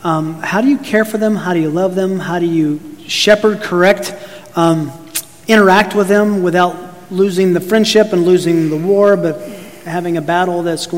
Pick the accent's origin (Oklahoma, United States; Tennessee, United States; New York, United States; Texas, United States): Tennessee, United States; Chattanooga; I grew up in Chattanooga, Tennessee. In the 60s, and right in the desegregation, and was bused from 4th, 5th, 6th grade.